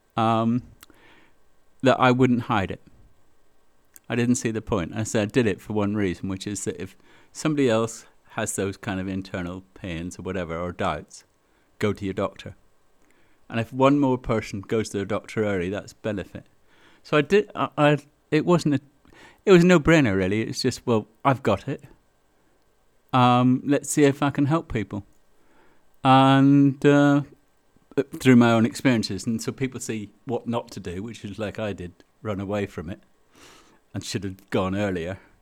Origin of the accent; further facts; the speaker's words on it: Belfast, Northern Ireland, United Kingdom; now in Milton Keynes, United Kingdom; I come from Belfast, so I'm an Ulsterman.